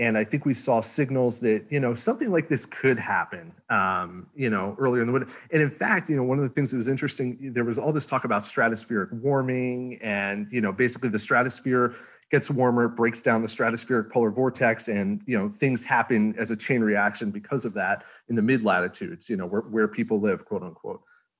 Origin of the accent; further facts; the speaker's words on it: Northeast, United States; And of course, I'm from the Northeast. I'm getting excited. It's going to snow.